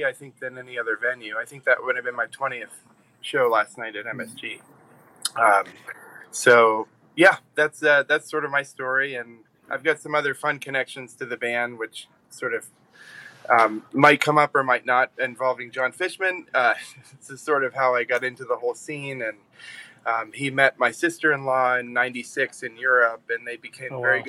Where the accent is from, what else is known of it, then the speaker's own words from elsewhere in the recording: Florida, United States; growing up in Florida in the mid-90s